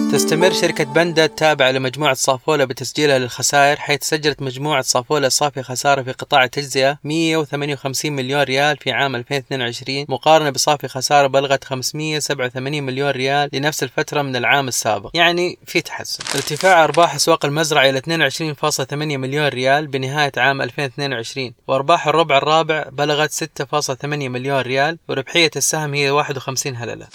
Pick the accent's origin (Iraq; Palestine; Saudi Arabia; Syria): Saudi Arabia; عندنا في السعودية